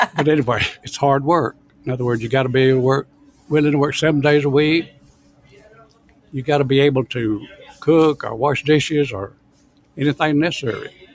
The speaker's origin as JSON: {"language": "English", "town": "Oxford", "region": "Alabama", "country": "United States", "tie": "born or raised there", "moved": "yes", "lives_now": "Dallas, United States", "said": "I was born in Alabama. My mother had a small restaurant there. That's all I ever did was work in restaurants. I'm from a little town, Oxford, Alabama"}